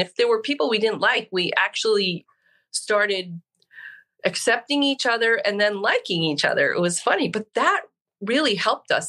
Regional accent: New Hampshire, United States; I grew up in New Hampshire, skied Mount Sunapee and Pat's Peak

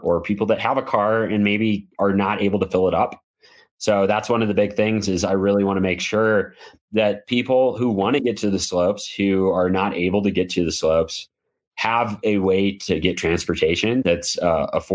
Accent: Midwest, United States; moved away as an adult; growing up in the Midwest

